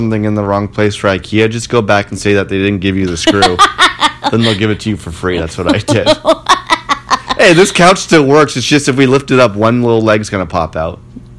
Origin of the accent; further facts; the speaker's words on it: Toronto, Ontario, Canada; I'm from Toronto. I don't know where Barrhaven is.